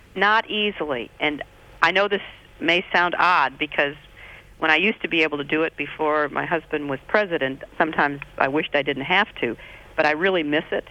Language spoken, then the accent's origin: English; Midwest, United States; I grew up in the Midwest